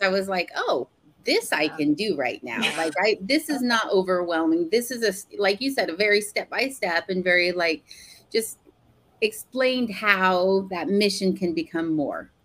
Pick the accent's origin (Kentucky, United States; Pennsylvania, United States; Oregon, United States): Oregon, United States; Portland; moved away; I grew up in Portland